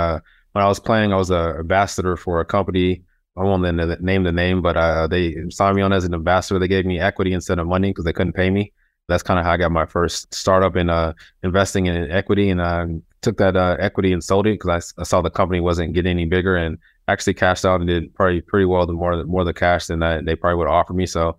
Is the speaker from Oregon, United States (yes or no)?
no; Las Vegas, Nevada, United States; Yeah, so I grew up here in Las Vegas, kind of middle-class people with parents, two parents who moved here from Nashville, Tennessee